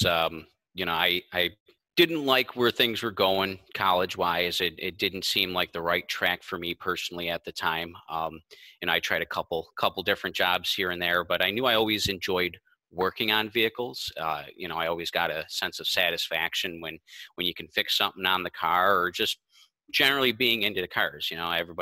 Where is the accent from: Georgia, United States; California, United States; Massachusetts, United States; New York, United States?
New York, United States; Kenmore; I grew up in Kenmore, so I know the people, I know the area